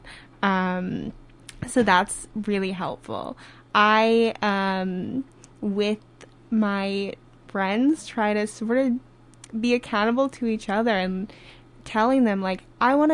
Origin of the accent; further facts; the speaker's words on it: Minneapolis, Minnesota, United States; also born or lived in New Hampshire; I grew up in Minnesota in the cities